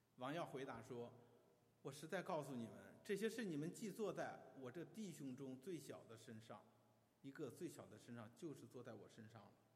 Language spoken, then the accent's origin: Chinese; China; 在我们中国人的观念当中